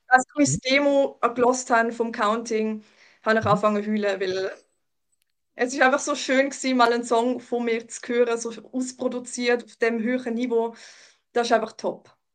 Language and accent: German; Baden, Aargau, Switzerland; also born or lived in Germany; ich bin in Deutschland geboren, aber ich bin da in, ähm, in der Region Baden aufgewachsen und lebe da jetzt schon seit ähm, 22, 23 Jahren.